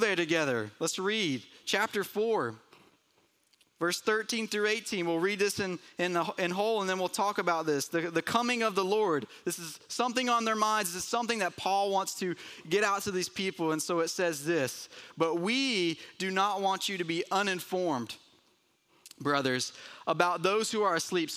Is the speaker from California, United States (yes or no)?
no; Murphy, North Carolina, United States; growing up in Murphy, North Carolina, so not far from here